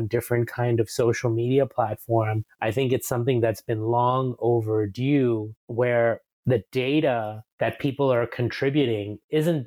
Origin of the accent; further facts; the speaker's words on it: New York City, New York, United States; moved away as an adult; also born or lived in India; now in Singapore; we moved to the States when I was just 4 years old from India, and I grew up in New York City.